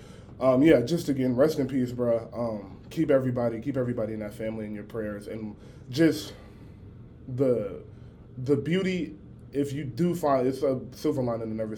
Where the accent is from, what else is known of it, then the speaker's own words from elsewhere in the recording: Atlanta, Georgia, United States; I'm from Atlanta.